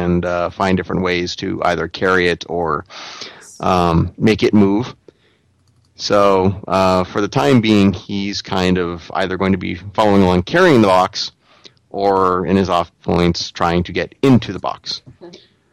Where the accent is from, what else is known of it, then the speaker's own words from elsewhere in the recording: New England, United States; I'm from New England